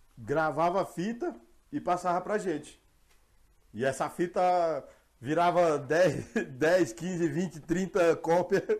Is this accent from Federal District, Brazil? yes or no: yes; Ceilândia, Federal District, Brazil; moved away as an adult; now in Jardim Mangueiral, Brazil; não nego que eu sou da Ceilândia